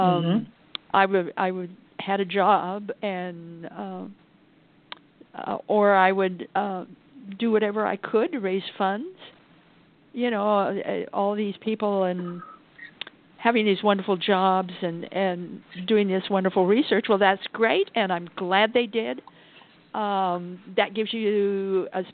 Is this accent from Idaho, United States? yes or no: yes; Idaho, United States; I come from Idaho.